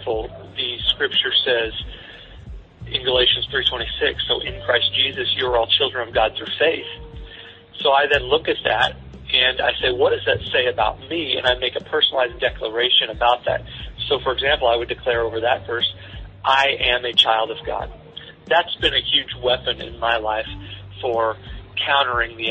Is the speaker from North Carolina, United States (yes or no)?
no; Southern Missouri, United States; I was raised in Southern Missouri